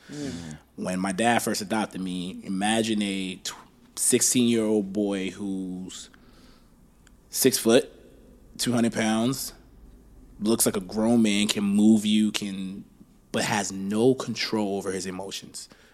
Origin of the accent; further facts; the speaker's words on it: Baltimore, Maryland, United States; also born or lived in Liberia; Went through the war with that situation, came to America, grew up in Baltimore